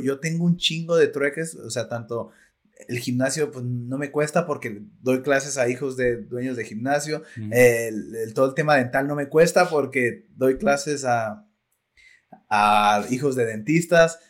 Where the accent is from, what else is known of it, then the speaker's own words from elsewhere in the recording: Zapotlanejo, Jalisco, Mexico; yo soy de Zapotlanejo